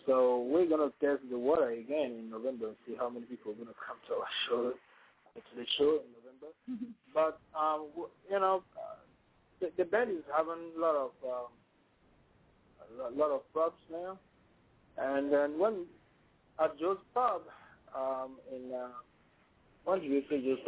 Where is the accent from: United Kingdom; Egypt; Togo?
Togo; English is a second language; now in Washington, D.C., United States; I'm from Togo